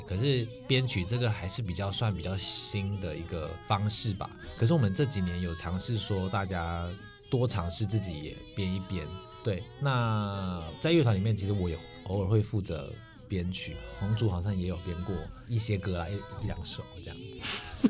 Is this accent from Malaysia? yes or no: yes; Malaysia; now in Taiwan; 因为我是马来西亚人，我是来台湾念书的